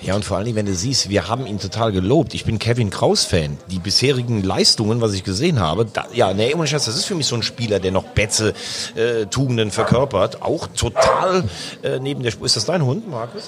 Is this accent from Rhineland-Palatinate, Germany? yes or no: yes; Vulkaneifel, Rhineland-Palatinate, Germany; A48, ist ja meine Heimat, Vulkaneifel